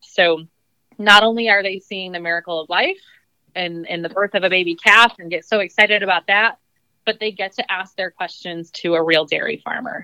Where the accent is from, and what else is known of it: New York, United States; born or raised there